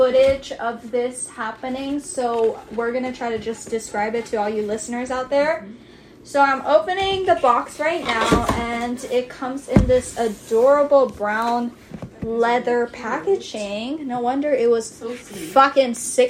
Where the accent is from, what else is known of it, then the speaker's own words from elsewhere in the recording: Kailua-Kona, Hawaii, United States; We're from Big Island of Hawaii. Wesai konasai. Kailua Kona. So when we say home, that's where we're referencing